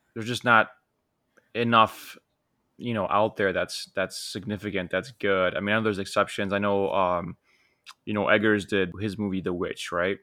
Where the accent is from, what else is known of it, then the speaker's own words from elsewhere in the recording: Poland; growing up in Poland